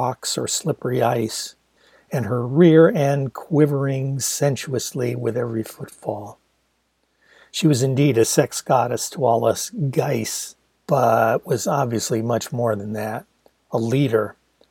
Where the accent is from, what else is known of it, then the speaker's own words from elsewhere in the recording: Ann Arbor, Michigan, United States; my hometown University of Michigan